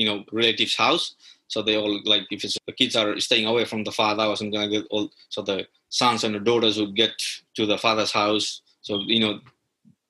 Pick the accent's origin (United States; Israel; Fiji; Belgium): Fiji; you'll find the similar in Fiji because, you know, we are brought from India